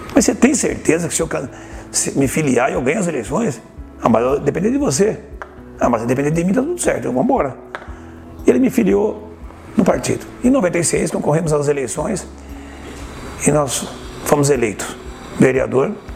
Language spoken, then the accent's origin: Portuguese; Osvaldo Cruz, São Paulo, Brazil; moved away as an adult; Que eu nasci em Oswaldo Cruz, né? Eu sou Oswaldo Cruzense. Eu nasci no bairro Guarani, né? Na zona rural